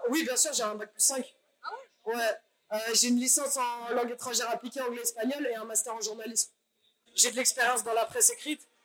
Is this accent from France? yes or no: yes; Paris, Île-de-France, France; je suis parisienne